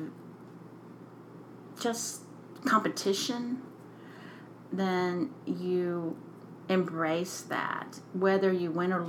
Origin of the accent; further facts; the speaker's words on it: North Carolina, United States; moved away; when I grew up in North Carolina